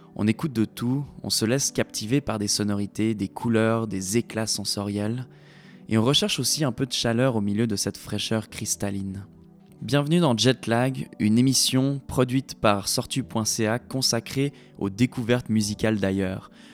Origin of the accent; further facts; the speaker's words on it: Switzerland; now in Quebec, Canada; la Suisse, mon pays natal.